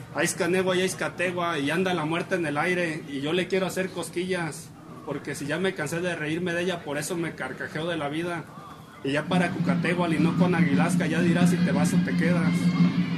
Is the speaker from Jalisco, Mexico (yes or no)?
yes; San Juan de Ocotán, Jalisco, Mexico; Soy parte desde que vengo al mundo en San Juan de Ocotán